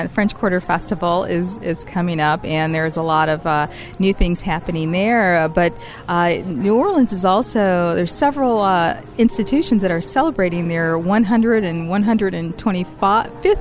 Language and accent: English; Northern Ireland, United Kingdom; I'm from Northern Ireland